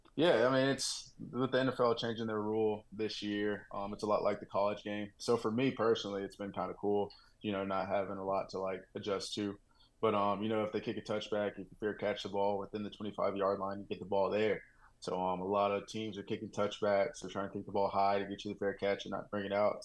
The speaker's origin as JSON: {"language": "English", "region": "Texas", "country": "United States", "tie": "born or raised there", "also_born_or_lived": "Oklahoma", "moved": "yes", "lives_now": "Denver, United States", "said": "I grew up in Texas. moved to Oklahoma"}